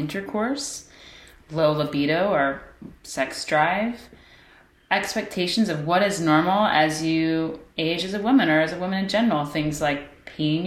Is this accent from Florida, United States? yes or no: no; Kokomo, Indiana, United States; we grew up in the Midwest from Kokomo, Indiana.